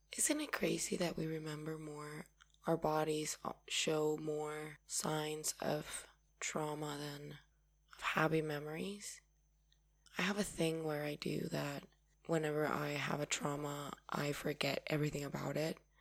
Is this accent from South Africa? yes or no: no; Paraguay; I'm from Paraguay